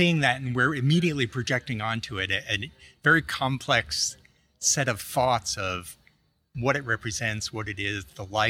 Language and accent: English; New York City, New York, United States; moved away; I grew up in Staten Island.